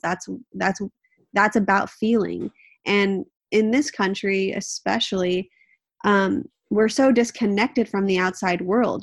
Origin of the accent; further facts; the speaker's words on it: Southern California, United States; also born or lived in Manhattan; now in Northern California, United States; It's where I grew up. I grew up in Southern California